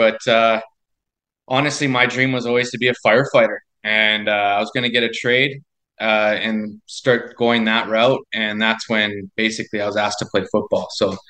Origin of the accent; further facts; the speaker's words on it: White Rock, British Columbia, Canada; Beautiful city, first of all. But I was a sports guy.